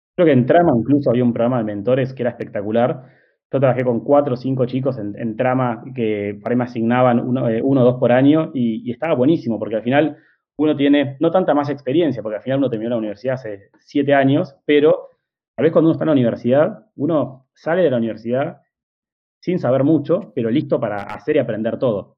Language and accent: Spanish; Argentina; somos argentinos